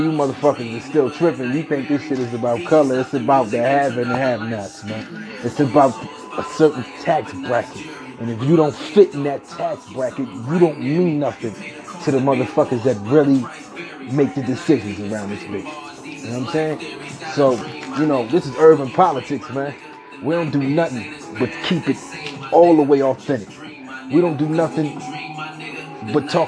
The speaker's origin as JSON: {"language": "English", "town": "Atlantic City", "region": "New Jersey", "country": "United States", "said": "I come from Atlantic City, New Jersey"}